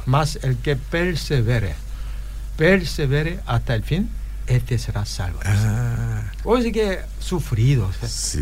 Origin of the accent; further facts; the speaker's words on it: Paraguay; somos paraguayos